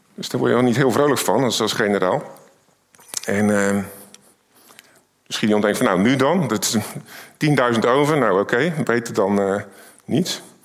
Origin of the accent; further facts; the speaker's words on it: Rotterdam, South Holland, Netherlands; Ik kom uit Rotterdam.